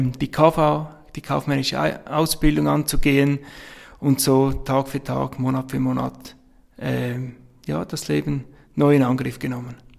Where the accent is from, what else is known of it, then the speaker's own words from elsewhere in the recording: Abtwil, St. Gallen, Switzerland; accent: Swiss; Ich bin Schweizer, das hört man wohl. Ich komme aus der Nähe von St. Gallen, aus Abtwil